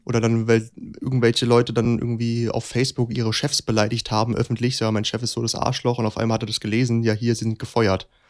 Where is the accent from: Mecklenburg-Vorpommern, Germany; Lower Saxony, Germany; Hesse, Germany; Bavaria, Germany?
Hesse, Germany; gerade als Hesse dann noch in Berlin